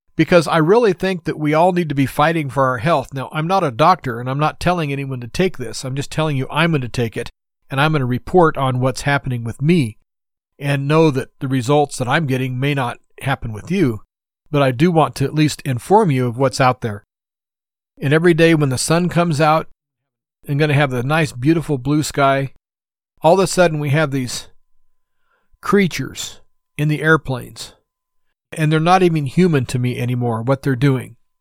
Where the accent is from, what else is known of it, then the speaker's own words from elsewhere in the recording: United States; as an American citizen